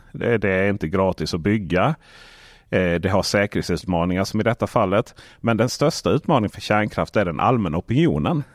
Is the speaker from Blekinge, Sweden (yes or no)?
yes; Blekinge, Sweden; moved away; hemma i Blekinge